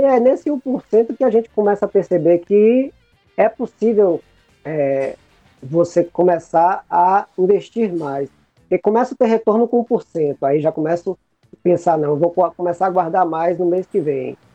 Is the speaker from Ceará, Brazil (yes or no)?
no; Bahia, Brazil; Eu sou um cara que sou da Bahia, sou teropolitano